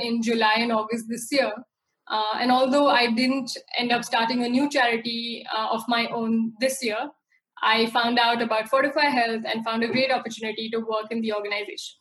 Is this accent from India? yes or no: yes; India; my hometown in rural India